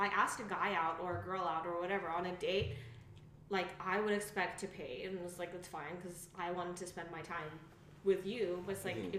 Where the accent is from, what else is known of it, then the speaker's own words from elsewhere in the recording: Kazakhstan; moved away; the way I was brought up in Kazakhstan